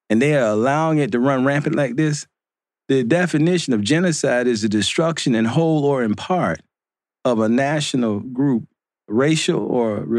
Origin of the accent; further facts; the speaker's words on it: Mississippi, United States; also born or lived in Detroit, Michigan; I'm from Mississippi and Detroit